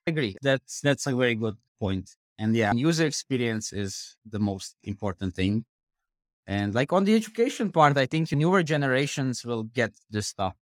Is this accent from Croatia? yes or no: yes; Croatia; I'm coming from Croatia